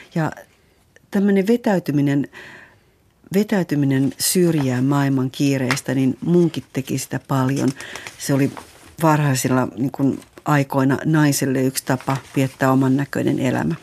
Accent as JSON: {"language": "Finnish", "region": "Eastern Finland", "country": "Finland", "said": "mä tuun Itä-Suomesta"}